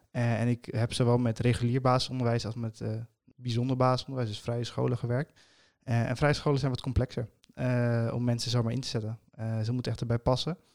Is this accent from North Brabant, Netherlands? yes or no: no; Amsterdam, North Holland, Netherlands; Wat denk je zelf? Ik kom uit Amsterdam, hè?